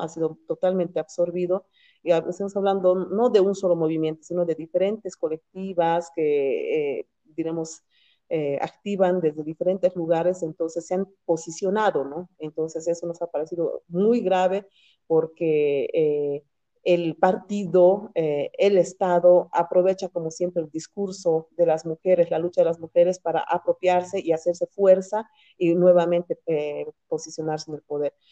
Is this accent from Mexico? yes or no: no; Cochabamba, Bolivia; nosotras somos de Cochabamba